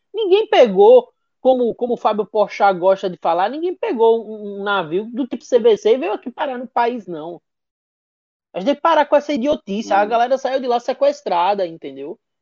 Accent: Northeast Brazil, Brazil; also born or lived in Recife; A gente é nordestino

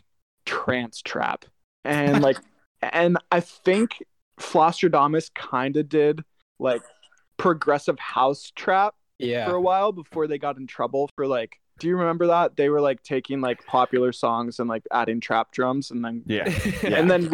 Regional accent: Atlanta, Georgia, United States; I grew up in Atlanta

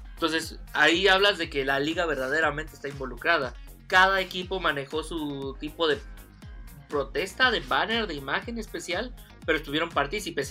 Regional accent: Mexico; yo siendo mexicano

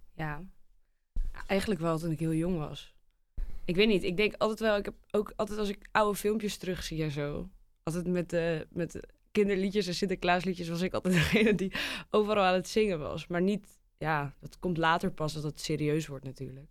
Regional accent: near Alkmaar, North Holland, Netherlands; kom uit de buurt van Alkmaar

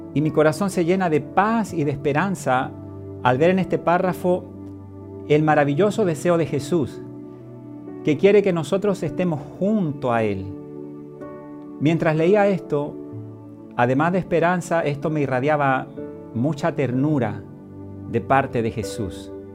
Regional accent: Chile; comenzaría en mi país, en Chile, el llamado estallido social

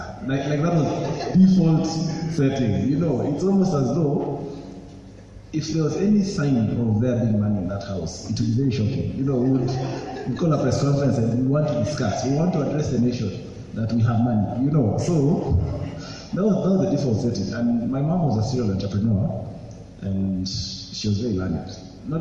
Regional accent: Mombasa, Mombasa County, Kenya; moved away as an adult; also born or lived in Juja; I grew up in Mombasa. That's where I was born and raised.

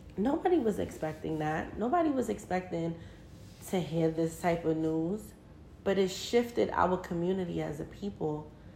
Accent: New York City, New York, United States; We're both from Brooklyn

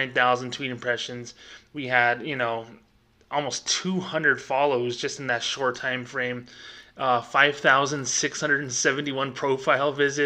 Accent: United States; I am Hispanic. I am 30 miles from Mexico. You know, I am an American.

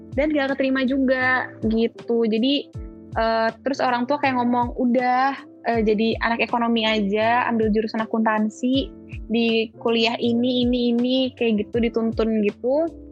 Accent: Jakarta, Indonesia; moved away as an adult; now in Malang, Indonesia; Aku asli Jakarta, cuman emang keluarga tuh kebanyakan di Surabaya

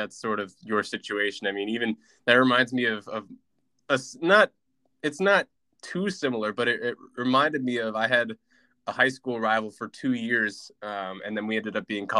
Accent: California, United States; So, growing up in California, you know as well as I do, at this point especially, it has a very ingrained soccer culture.

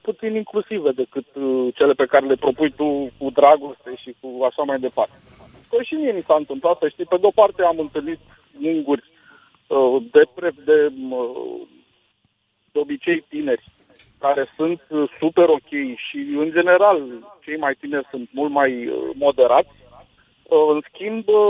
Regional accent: Romania; eu ca român

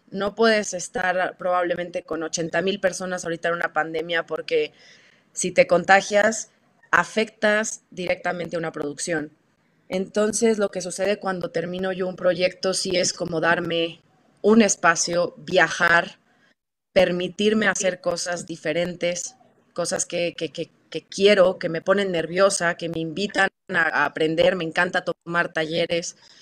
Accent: Torreón, Coahuila, Mexico; yo soy de Torreón, Coahuila

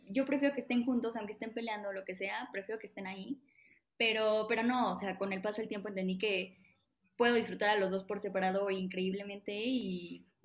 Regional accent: San Juan del Río, Querétaro, Mexico; Así es, soy

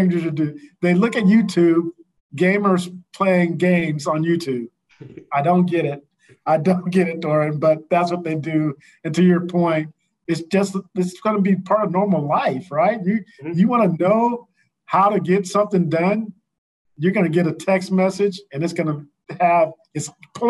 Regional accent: St. Louis, Missouri, United States; Him and I are hometown guys. He's from St. Louis. I'm from St. Louis. Hometown guy

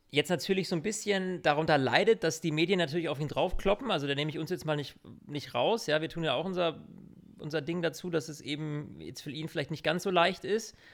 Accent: Germany; now in Munich, Germany

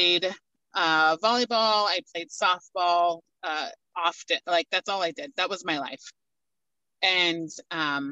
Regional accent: Washougal, Washington, United States; I was 9 days old when they moved us to Washougal, which is where I grew up and lived my entire life

